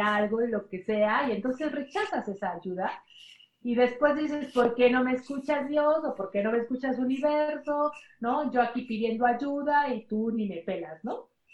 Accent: Mexico; soy la segunda mexicana

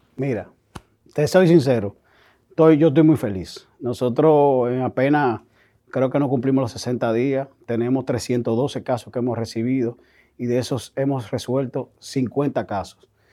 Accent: Dominican Republic; Nosotros como sociedad dominicana

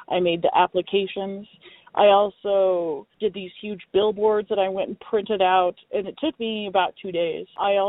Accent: Reno, Nevada, United States; I am an attorney from Reno, Nevada, and I kind of hate my boss.

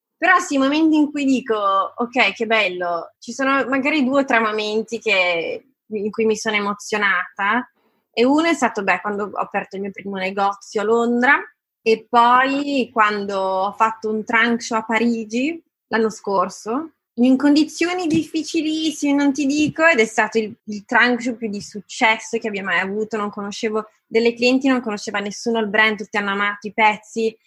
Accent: Italy; sono nata in Italia, ho fatto scuole italiane, mi sento italiana, son cresciuta a lasagne e tortellini

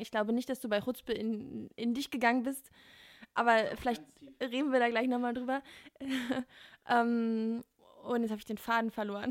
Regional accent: Berlin, Germany; als Berliner

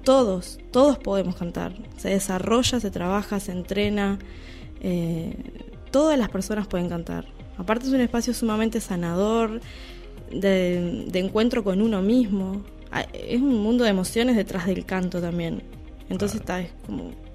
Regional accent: Uruguay; somos uruguayos

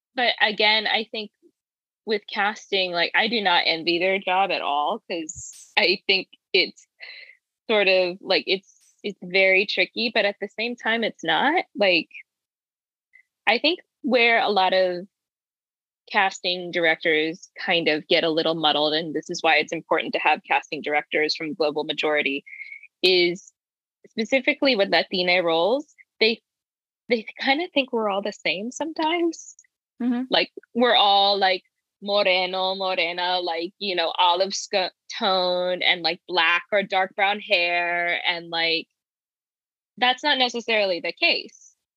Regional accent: Midlothian, Virginia, United States; I grew up in Virginia, in Midlothian, Virginia specifically

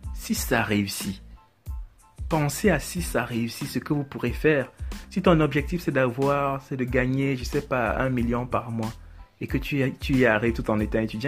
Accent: Cameroon; Je suis africain, moi aussi, je suis camerounais

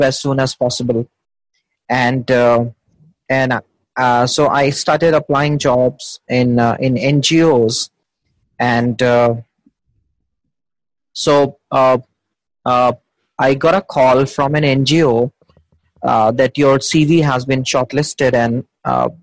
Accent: Delhi, India; I'm from Delhi, India.

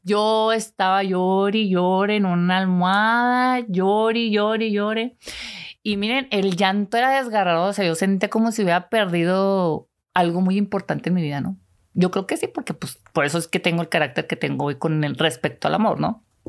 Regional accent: Delicias, Chihuahua, Mexico; also born or lived in La Cruz; ese pueblito está como a una hora de Ciudad Delicias, de donde soy originaria

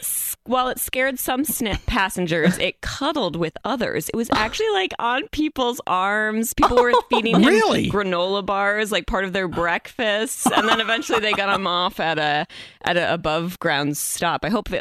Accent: Massachusetts, United States; now in Seattle, United States; I grew up in Massachusetts.

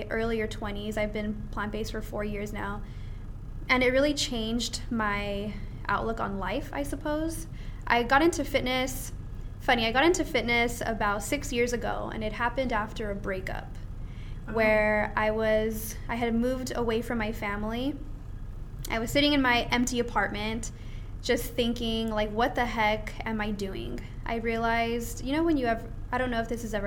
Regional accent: Southern California, United States; moved away as an adult; also born or lived in Mexico (parents); now in Las Vegas, United States; I grew up in Southern California

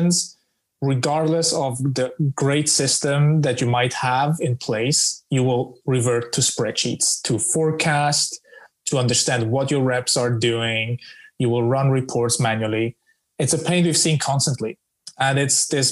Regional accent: Switzerland; moved away as an adult; now in London, United Kingdom; I'm originally from Switzerland with roots in the Balkan

